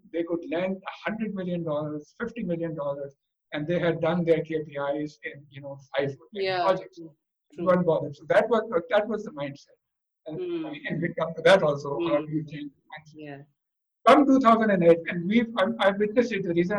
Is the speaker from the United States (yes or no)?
no; Pakistan; I belong to Pakistan